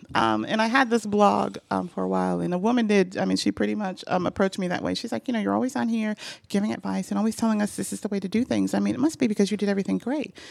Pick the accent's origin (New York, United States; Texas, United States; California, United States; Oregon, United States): New York, United States; moved away as an adult; now in Atlanta, United States; I grew up in New York, and on my block, um, you know, everybody on our block knew everyone else